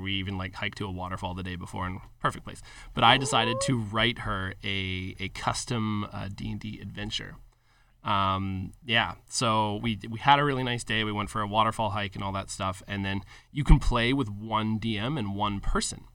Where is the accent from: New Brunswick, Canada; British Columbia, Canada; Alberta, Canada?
Alberta, Canada; Calgary; a local company from my hometown of Calgary